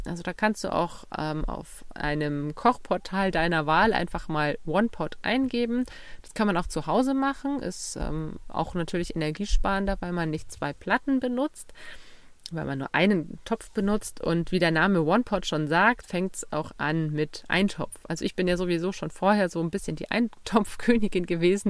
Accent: Bavaria, Germany; Bei uns in Bayern

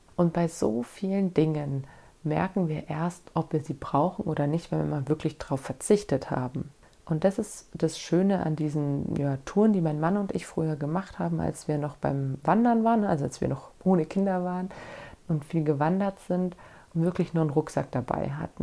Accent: Germany; bei uns in Deutschland

